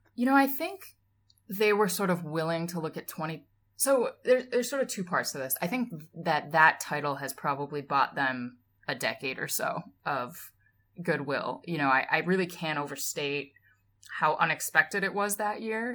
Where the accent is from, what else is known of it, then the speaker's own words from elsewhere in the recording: Massachusetts, United States; I grew up in Massachusetts